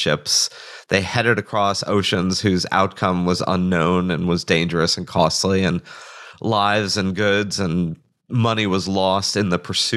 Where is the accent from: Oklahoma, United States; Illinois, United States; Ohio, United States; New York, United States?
New York, United States; New York City; I grew up in New York City